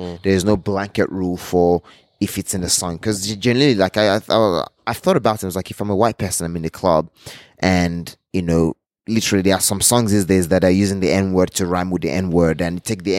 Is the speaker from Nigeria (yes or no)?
yes; Nigeria; also born or lived in Canberra, Australia; And then you tell them, oh, I'm from Nigeria.